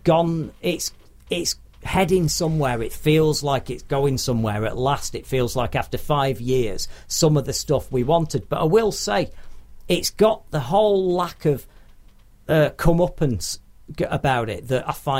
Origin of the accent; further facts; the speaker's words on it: Manchester, North West England, United Kingdom; I'm from Manchester